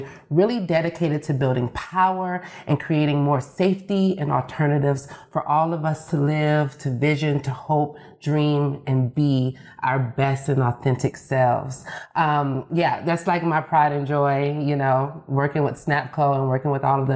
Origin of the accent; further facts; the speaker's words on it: Atlanta, Georgia, United States; I am from Atlanta, honey. I'm from